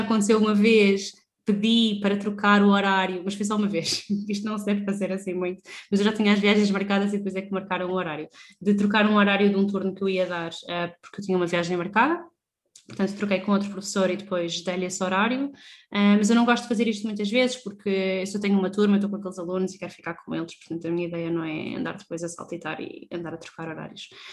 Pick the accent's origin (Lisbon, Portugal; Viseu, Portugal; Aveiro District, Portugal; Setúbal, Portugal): Lisbon, Portugal; saímos de Lisboa, que era onde, onde nós sempre morámos